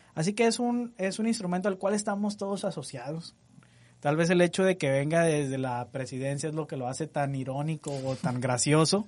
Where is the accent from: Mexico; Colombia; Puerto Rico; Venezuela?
Mexico; Nosotros como mexicanos